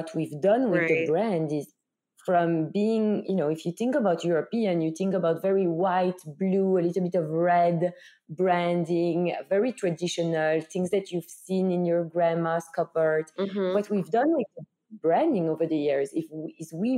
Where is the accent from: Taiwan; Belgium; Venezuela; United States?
Belgium; moved away; you hear it from my accent, I'm from Belgium.